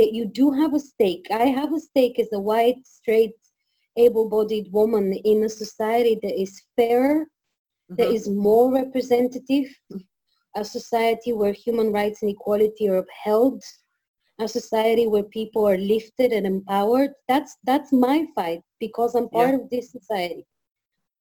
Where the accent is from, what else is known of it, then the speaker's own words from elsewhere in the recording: Sofia, Sofia City, Bulgaria; moved away as an adult; now in Belfast, United Kingdom; So I was born and raised in Sofia, but I think I grew up as a person in Belfast